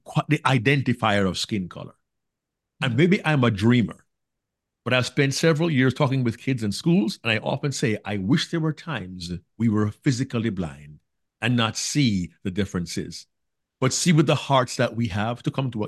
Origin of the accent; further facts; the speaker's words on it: Jamaica; now in United States; I am Jamaican by birth, a black man in America